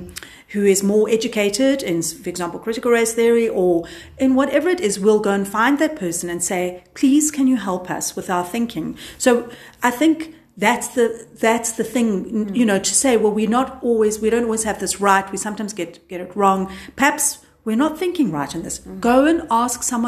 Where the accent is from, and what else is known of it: South Africa